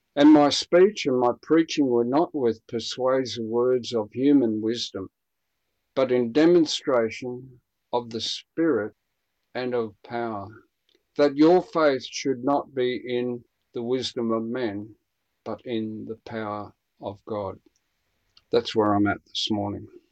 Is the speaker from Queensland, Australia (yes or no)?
yes; Queensland, Australia; also born or lived in Brisbane, Australia; me being a Queenslander and an East Coaster